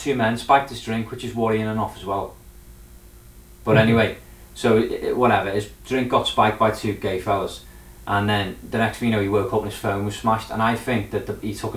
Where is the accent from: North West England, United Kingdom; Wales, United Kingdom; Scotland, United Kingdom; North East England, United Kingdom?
North West England, United Kingdom; Birkenhead; in my hometown